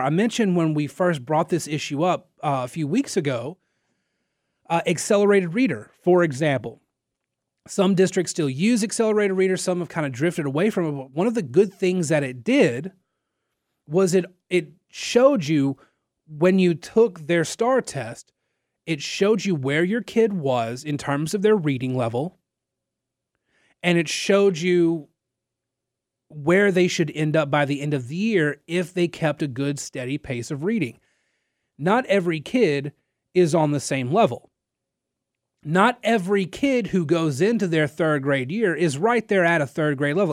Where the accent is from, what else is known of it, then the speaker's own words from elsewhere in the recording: Nacogdoches, Texas, United States; now in Lafayette, United States; I'm from Nacogdoches and not from down here